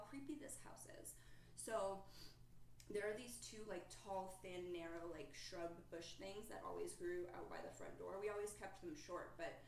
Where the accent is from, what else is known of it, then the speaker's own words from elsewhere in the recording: Massachusetts, United States; moved away; I'm from Massachusetts.